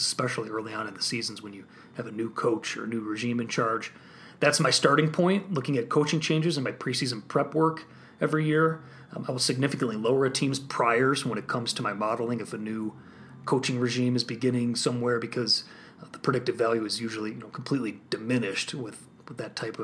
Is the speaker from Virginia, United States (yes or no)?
no; Illinois, United States; I'm also from Illinois